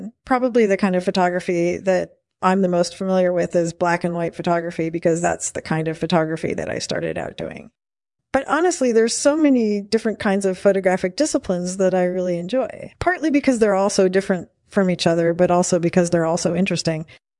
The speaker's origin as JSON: {"language": "English", "town": "Philadelphia", "region": "Pennsylvania", "country": "United States", "tie": "born or raised there", "also_born_or_lived": "New York City", "moved": "as an adult", "lives_now": "Los Angeles, United States", "said": "I was born in 1941 in Philadelphia. I grew up there, and then I moved to New York City when I was 21. And I've been living in Los Angeles ever since."}